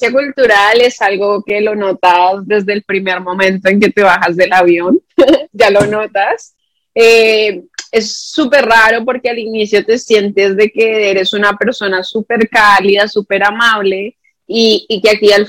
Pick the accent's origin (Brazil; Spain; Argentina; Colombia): Colombia; Bogotá; Yo soy de Bogotá.